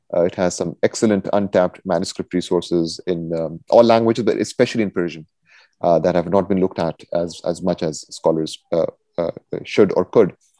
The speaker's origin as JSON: {"language": "English", "town": "Quetta", "region": "Balochistan", "country": "Pakistan", "also_born_or_lived": "Minnesota, United States", "moved": "as an adult", "lives_now": "United States", "said": "I'm originally from Pakistan, from oh. Quetta in Pakistan"}